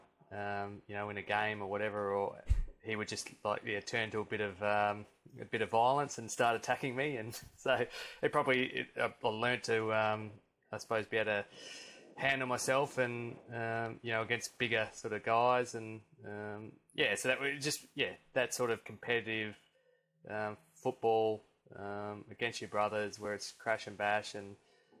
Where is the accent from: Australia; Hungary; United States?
Australia; Perth, Western Australia; also born or lived in Melbourne; now in Byron Bay, Australia; I was really fortunate growing up in Perth.